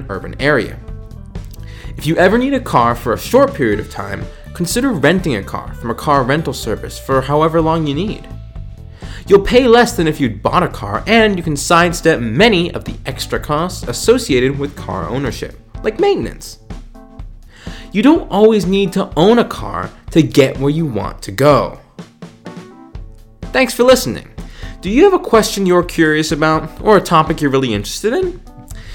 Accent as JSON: {"language": "English", "region": "Virginia", "country": "United States", "tie": "born or raised there", "said": "my home state of Virginia"}